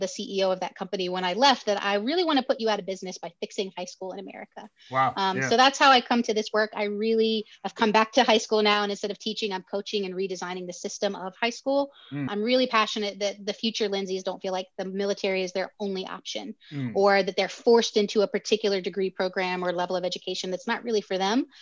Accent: the South, United States; accent: Southern; I was raised by a single mom down south

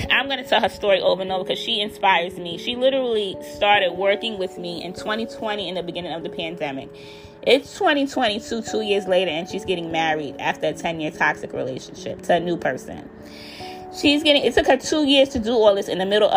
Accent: United States; I am African American

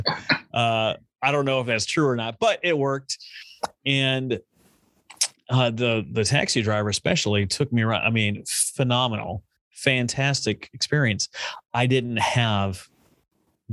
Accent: United States; born or raised there

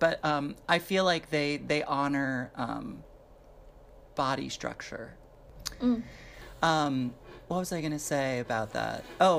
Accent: New York, United States; also born or lived in Michigan / Seattle; I grew up here in New York

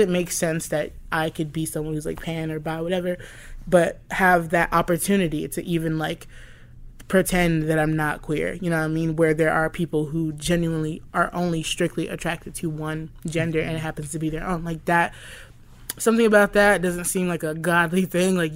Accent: Southern United States, United States; because I grew up in the South

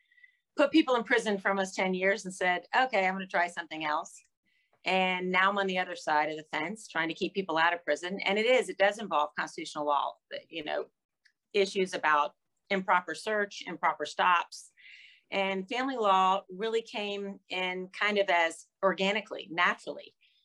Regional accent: Gainesville, Florida, United States; I grew up in Gainesville.

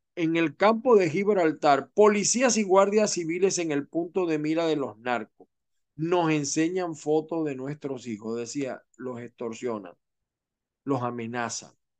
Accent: Venezuela; moved away as an adult; now in Florida, United States; como venezolanos

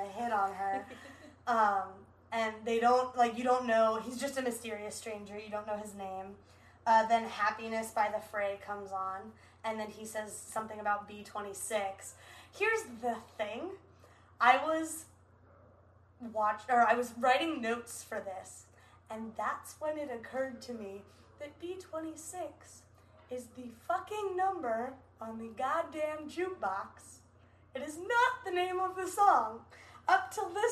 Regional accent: California, United States; growing up in California

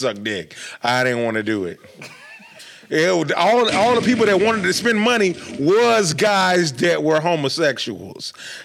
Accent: Atlanta, Georgia, United States; I'm from Atlanta.

